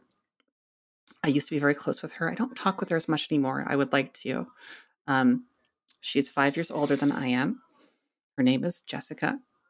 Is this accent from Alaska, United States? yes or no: no; Minnesota, United States; So I grew up mainly in Minnesota, and my parents, we were very suburban kind of culture there.